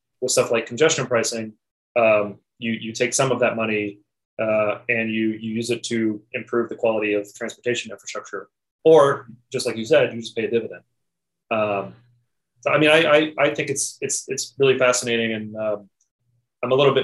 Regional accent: Lexington, Kentucky, United States; my hometown of Lexington, Kentucky

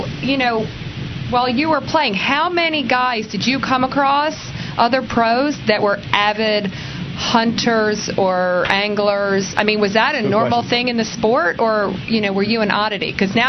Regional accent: Media, Pennsylvania, United States; I grew up in Media Middletown area

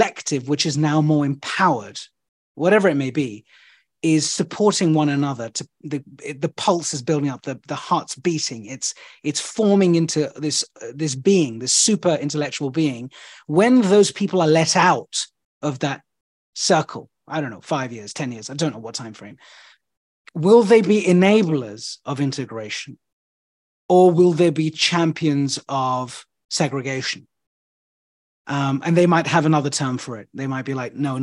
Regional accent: London, United Kingdom; I'm from London.

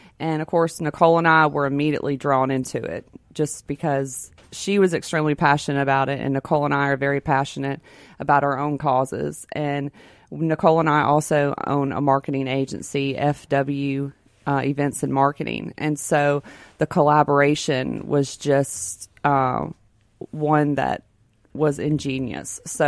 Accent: Brandon, Mississippi, United States; I'm from good old Brandon, Mississippi.

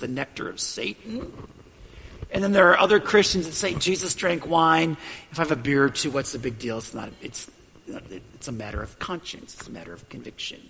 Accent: United States; I value my freedom as an American.

